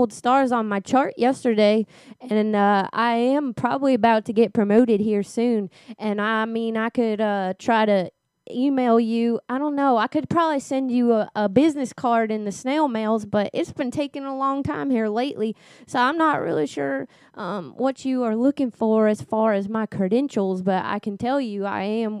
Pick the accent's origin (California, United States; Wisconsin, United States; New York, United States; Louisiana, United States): Louisiana, United States; Yeah, originally from Louisiana.